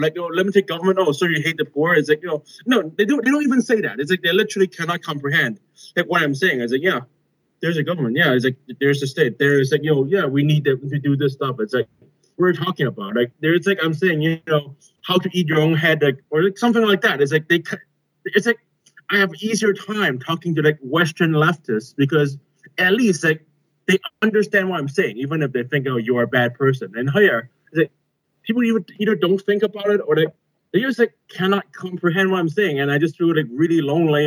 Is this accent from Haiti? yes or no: no; Hong Kong; also born or lived in Beijing, China / United Kingdom; I'm from Hong Kong. I'm a native.